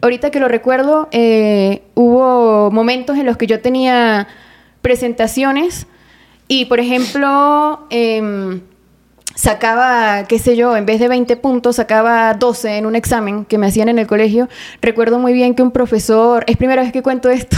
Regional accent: Mérida, Venezuela; moved away; en mi ciudad natal, Mérida, Venezuela

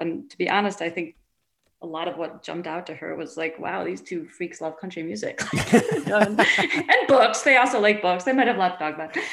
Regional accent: Shaker Heights, Ohio, United States; I grew up in this incredibly like you know coddled upper middle class, uh, basically upper class suburb of Cleveland, Shaker Heights.

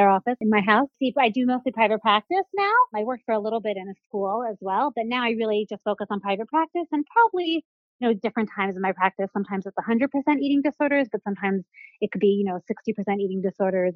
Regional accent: Seattle, Washington, United States; moved away as an adult; now in New York, United States; I'm originally from Seattle, Washington, not a native New Yorker

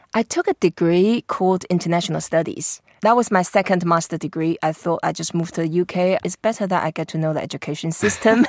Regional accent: Taipei, Taiwan; I grew up in Taipei

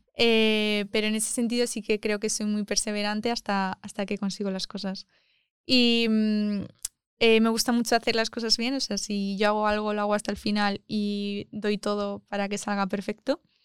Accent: Almagro, Castilla-La Mancha, Spain; moved away as an adult; now in Madrid, Spain; me gusta mucho mi pueblo, que es Almagro

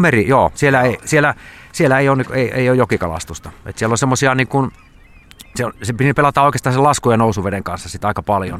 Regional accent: Savonlinna, South Savo, Finland; mä oon niin Savonlinnasta kotoisin sit Saima, Saiman rannalla asunut koko ikäni

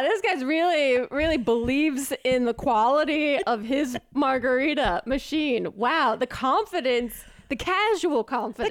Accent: New Jersey, United States; I'm from New Jersey

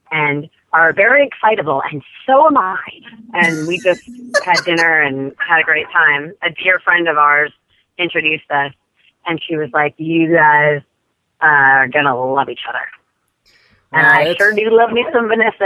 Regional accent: San Francisco, California, United States; San Francisco, which is my hometown

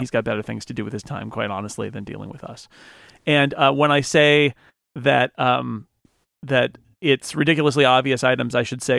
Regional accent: United States; I'm an American.

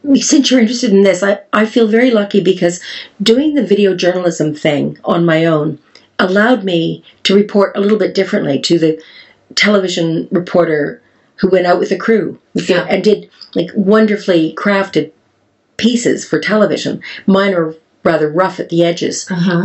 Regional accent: Canada; accent: Canadian; now in Wales, United Kingdom; my Canadian accent

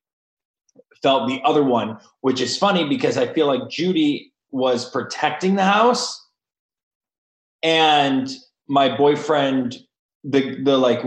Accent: Ohio, United States; I'm from Ohio

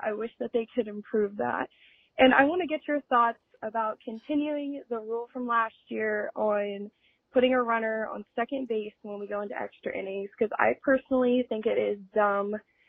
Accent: Ohio, United States; I am from Rushi, Ohio

